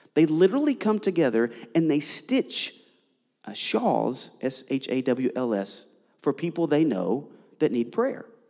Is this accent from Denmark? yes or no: no; Eastern Kentucky, United States; now in Orlando, United States; I'm originally from Eastern Kentucky. I grew up in the heart of Appalachia